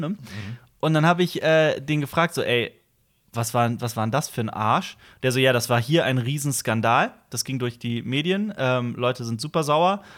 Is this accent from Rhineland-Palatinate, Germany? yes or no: yes; Koblenz, Rhineland-Palatinate, Germany; moved away as an adult; also born or lived in Vienna; nach Koblenz gefahren, in meiner Heimatstadt, wo meine Eltern mhm. wohnen